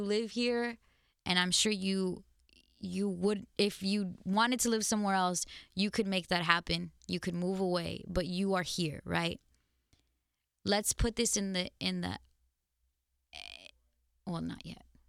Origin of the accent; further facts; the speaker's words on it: United States; also born or lived in Mexico (parents' origin); as an American with different origins of life, clearly where my parents come from, I have a loyalty and a love and a pride in these countries.